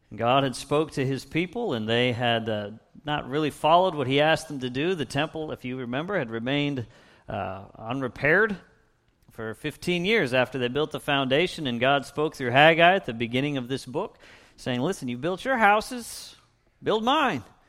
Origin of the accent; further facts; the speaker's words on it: Erie, Pennsylvania, United States; now in Little Rock, United States; I didn't choose to be born in, in Erie, Pennsylvania. I grew up just a couple of miles south of Lake Erie